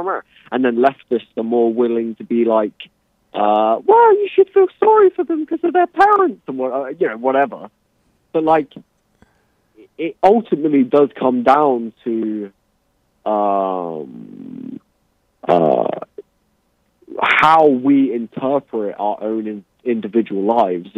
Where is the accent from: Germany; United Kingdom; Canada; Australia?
United Kingdom; England; I'm English.